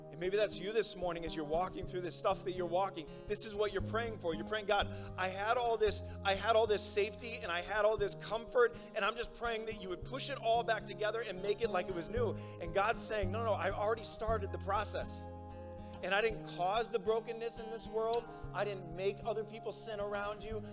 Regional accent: Nebraska, United States; moved away; I'm from Nebraska

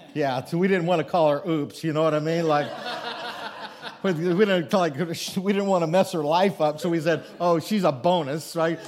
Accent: Thedford, Nebraska, United States; little village called Thedford, Nebraska is where, uh, my, I would say my hometown is

